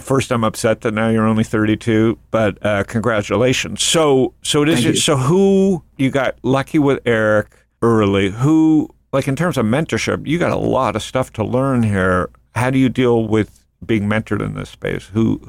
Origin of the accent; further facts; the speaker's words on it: Toronto, Ontario, Canada; Yeah, I'm from Toronto